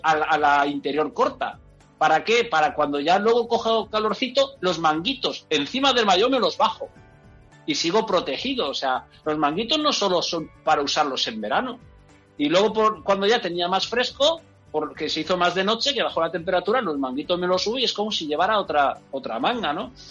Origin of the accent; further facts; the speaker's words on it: Enguera, Valencian Community, Spain; yo soy de Enguera